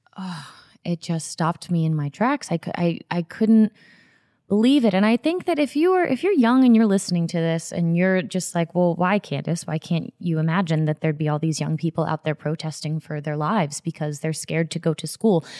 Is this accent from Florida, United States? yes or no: yes; Florida, United States; I grew up in Florida